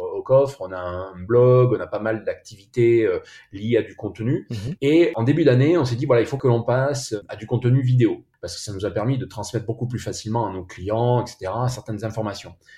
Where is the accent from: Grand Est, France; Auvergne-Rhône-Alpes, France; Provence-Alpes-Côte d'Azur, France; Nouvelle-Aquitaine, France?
Nouvelle-Aquitaine, France; Bordeaux; on est bordelais